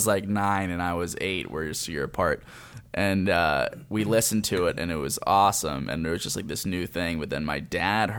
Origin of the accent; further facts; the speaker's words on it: Lancaster, Pennsylvania, United States; I'm from Lancaster, Pennsylvania